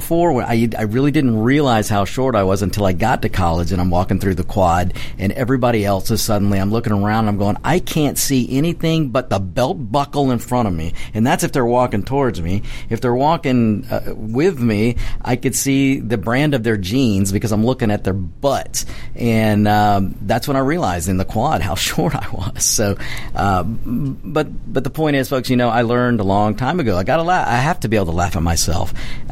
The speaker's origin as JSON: {"language": "English", "country": "United States", "said": "I'm an American. I'm a red-blooded American"}